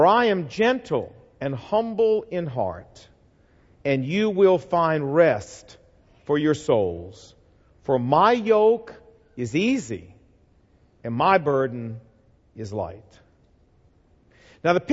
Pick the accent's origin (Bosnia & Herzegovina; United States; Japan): United States; the South; I'm from the South